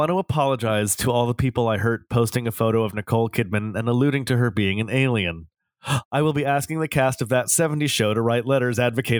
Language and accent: English; New York City, New York, United States; I'm so happy you got to see this, because it's as a New Yorker, it's one of my favorite things